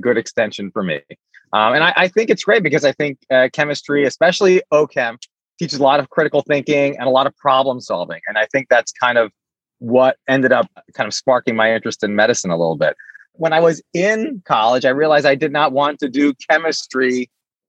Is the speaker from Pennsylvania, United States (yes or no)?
yes; Allentown, Pennsylvania, United States; also born or lived in Washington, D.C. / Saudi Arabia; I grew up in Allentown, PA